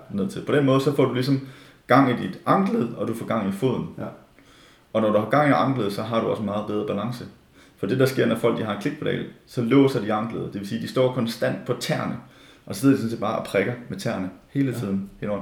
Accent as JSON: {"language": "Danish", "country": "Denmark", "said": "som danskere"}